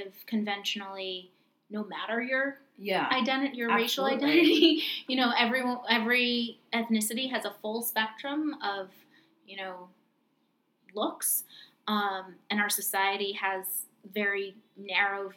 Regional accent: New York, United States; I'm from New York

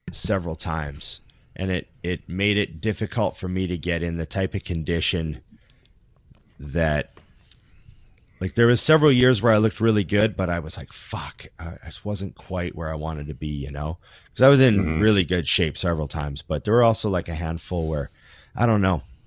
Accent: Canada; we're Canadian too

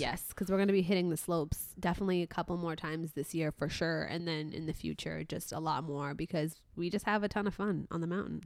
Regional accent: Mohammedia, Casablanca-Settat, Morocco; moved away; I'm from Muhammadiyah

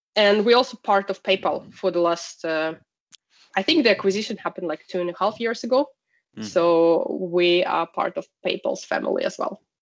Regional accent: Russia; moved away as an adult; now in Sweden; originally, I'm from Russia.

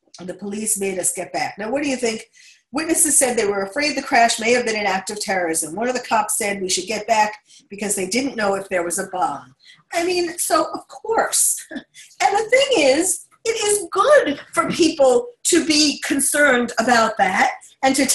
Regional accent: New York City, New York, United States; having been born and bred in New York

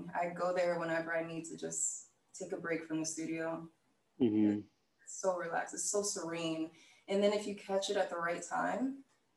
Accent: Tampa, Florida, United States; now in Los Angeles, United States; I'm from Tampa, Florida

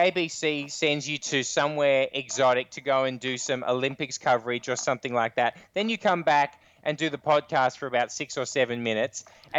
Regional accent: Australia; we're Australian

